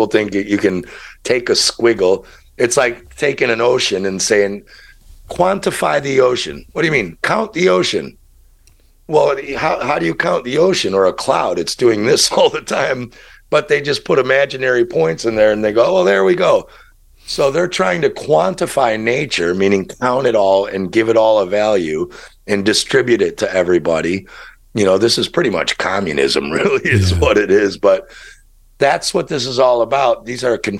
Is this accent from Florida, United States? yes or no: no; Chicago, Illinois, United States; moved away; I'm from Chicago